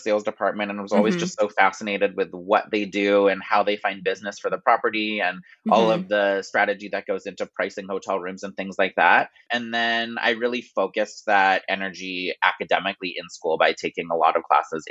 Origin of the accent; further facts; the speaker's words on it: Ithaca, New York, United States; moved away as an adult; also born or lived in Baltimore, Maryland; my mother worked at Cornell University. So I sort of grew up on that school's campus.